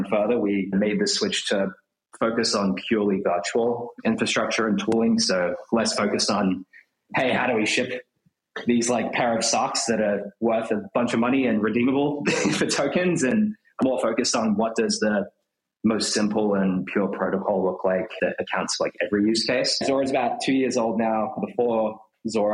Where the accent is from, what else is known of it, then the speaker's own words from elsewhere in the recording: Australia; moved away as an adult; now in New York, United States; I'm from Australia originally